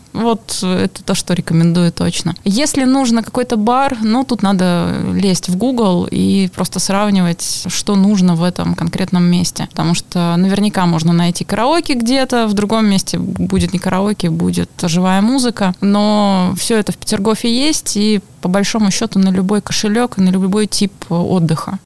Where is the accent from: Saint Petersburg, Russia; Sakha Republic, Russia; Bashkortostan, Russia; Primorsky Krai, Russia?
Saint Petersburg, Russia; Lomonosov; я человек из Ломоносова. В Ломоносове мои какие-то особые места, потому что там мое детство и практически вся жизнь